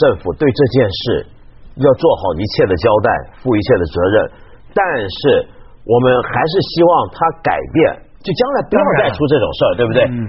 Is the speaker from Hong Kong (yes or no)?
yes; Hong Kong; 菲律宾这个国家跟我们香港人感情很深的